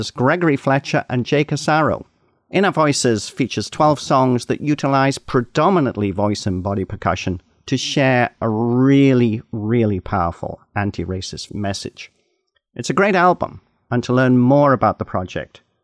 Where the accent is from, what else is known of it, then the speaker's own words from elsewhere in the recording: Canada; as a Canadian